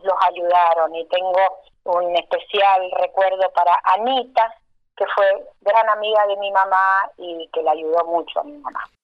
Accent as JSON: {"language": "Spanish", "town": "Godoy Cruz", "region": "Mendoza", "country": "Argentina", "tie": "born or raised there", "said": "yo soy Godoy Cruceña. Allí me eduqué, escuela primaria, escuela secundaria"}